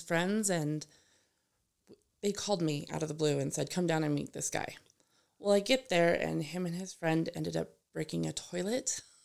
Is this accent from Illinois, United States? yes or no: no; Gilcrest, Colorado, United States; I grew up in Gilchrist, so just down the street from here, really